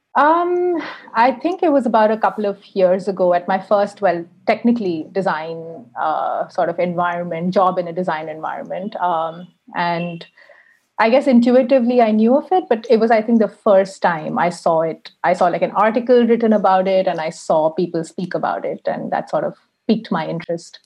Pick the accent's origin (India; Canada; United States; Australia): India; moved away as an adult; now in Helsinki, Finland; I am Indian, but I live in Helsinki at the moment.